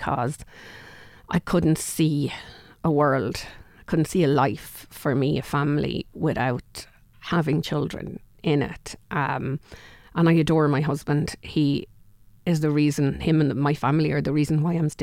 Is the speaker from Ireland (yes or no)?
yes; Kilkenny, Leinster, Ireland; also born or lived in Wicklow; I'm very much a Kilkenny woman